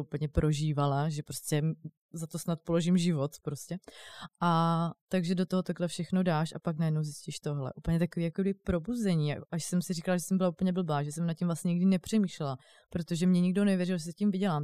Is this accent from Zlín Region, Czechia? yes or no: no; Brno, South Moravian Region, Czechia; now in Prague, Czech Republic; přijdu potom jako do Brna, eh, odkud pocházím